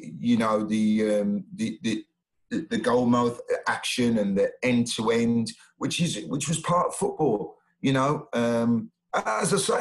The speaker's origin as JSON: {"language": "English", "town": "Sheffield", "region": "Yorkshire and the Humber", "country": "United Kingdom", "said": "I'm from Sheffield"}